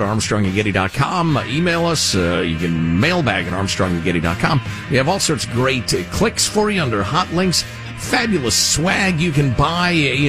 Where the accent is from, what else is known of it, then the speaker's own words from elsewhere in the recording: United States; I'm an American.